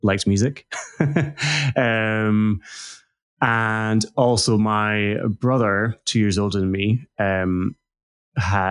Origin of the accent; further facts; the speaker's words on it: central Scotland, United Kingdom; So I grew up in Scotland. So central Scotland, in like a small village in rural central Scotland.